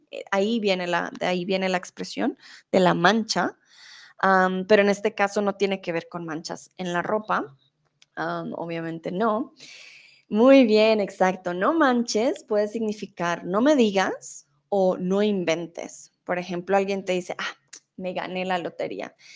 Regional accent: Colombia; first language Spanish; now in Germany; soy de Colombia, vivo en Alemania, pero ahora estoy en México.

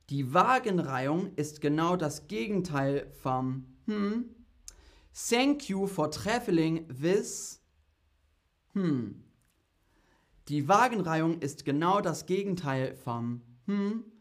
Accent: United Kingdom; German is a second language; Also die Züge sind oft verspätet, aber ich komme aus Großbritannien und da ist es noch schlimmer.

